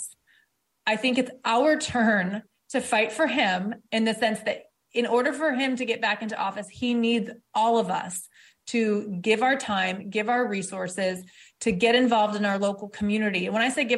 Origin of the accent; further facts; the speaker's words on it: Detroit, Michigan, United States; I was born in Detroit